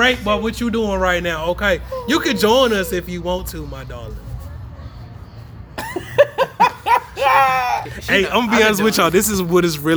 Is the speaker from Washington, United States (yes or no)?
no; Durham, North Carolina, United States; I'm from this side of town. I'm from down the street from Central